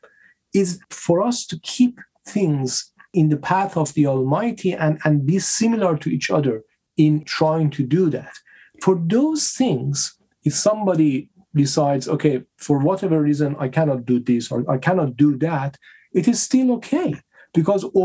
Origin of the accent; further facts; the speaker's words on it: Iran; I'm coming from Iran